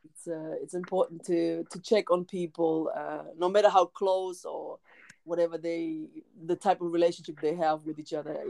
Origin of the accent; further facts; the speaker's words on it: Germany; I was born and raised in Germany